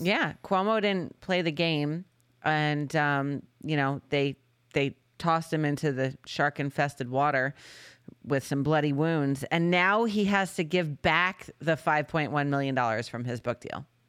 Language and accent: English; Connecticut, United States; moved away; we're originally from Connecticut